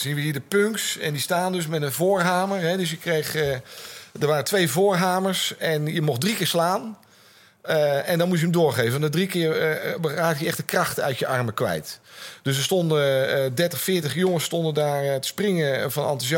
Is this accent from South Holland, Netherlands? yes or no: yes; Gouda, South Holland, Netherlands; moved away; also born or lived in Utrecht; ik kwam uit Gouda. Dat was een leuk provincieplaatsje.